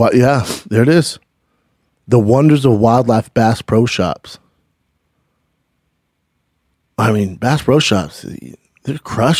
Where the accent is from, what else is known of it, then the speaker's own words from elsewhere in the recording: Denver, Colorado, United States; now in Los Angeles, United States; I remember growing up in Denver, Colorado.